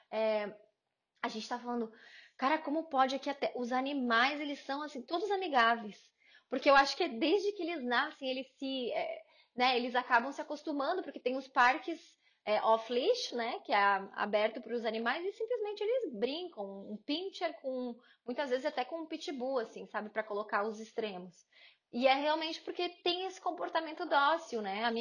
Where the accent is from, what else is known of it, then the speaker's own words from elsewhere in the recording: Paraná, Brazil; now in United Kingdom; Eu também vim do Paraná